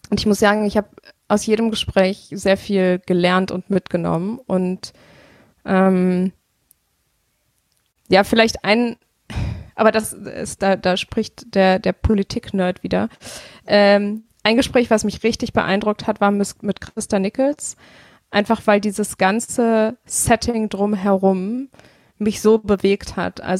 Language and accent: German; Bonn, North Rhine-Westphalia, Germany; ich bin in Bonn aufgewachsen. Ich habe das natürlich alles irgendwie miterlebt.